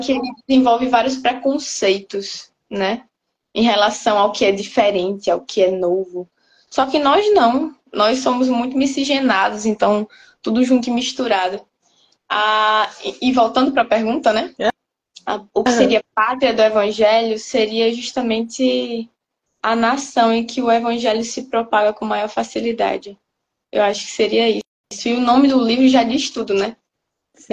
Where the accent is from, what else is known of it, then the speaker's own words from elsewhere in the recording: Brazil; nós, como brasileiros